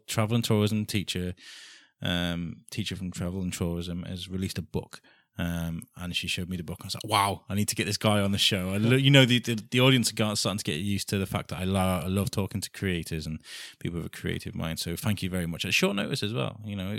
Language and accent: English; Wales, United Kingdom; also born or lived in Midlands; now in Shrewsbury, United Kingdom; I'm not from Shrewsbury originally. I kind of grown up here, there and everywhere, kind of North Wales and around Midlands and stuff. I moved here last August